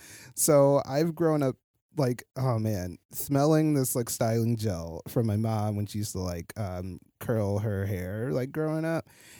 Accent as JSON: {"language": "English", "region": "Midwest", "country": "United States", "said": "like the perfect Midwest boy that I am."}